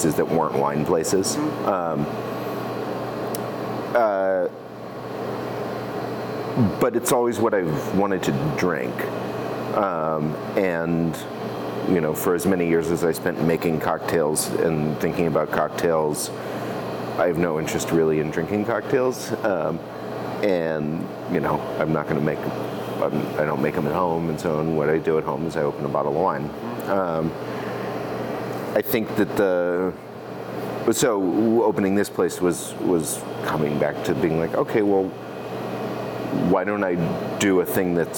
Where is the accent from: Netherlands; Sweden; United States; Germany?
United States; Massachusetts; also born or lived in New Hampshire / Colorado Springs, Colorado; now in Oregon, United States; I was born in Massachusetts